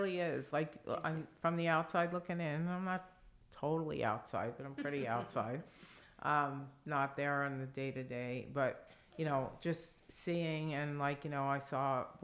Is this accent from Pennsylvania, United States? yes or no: no; New York, United States; moved away; And I'm from New York, and Wagner's a great school.